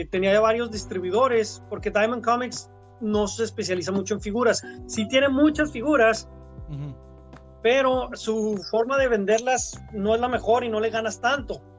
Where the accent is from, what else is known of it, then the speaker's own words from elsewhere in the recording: Ciudad Juárez, Chihuahua, Mexico; also born or lived in Mexico City / Monterrey / New York; Sí, o sea, yo este, soy pues de Ciudad Juárez, aunque nací en la Ciudad de México, me trajeron desde pequeñito a, Ciudad Juárez.